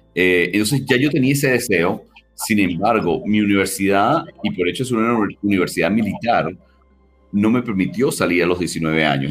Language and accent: Spanish; Caracas, Capital District, Venezuela; Yo soy de Venezuela, de, Caracas